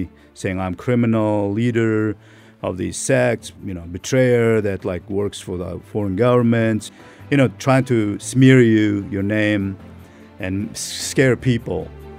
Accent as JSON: {"language": "English", "country": "Turkmenistan", "tie": "born or raised there", "second_language": "English", "said": "Yeah, during the Soviet time, you know, I was born in 73, you know, almost last"}